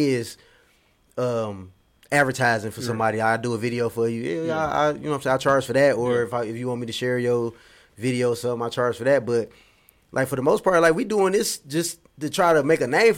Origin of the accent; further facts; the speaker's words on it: Detroit, Michigan, United States; growing up in Detroit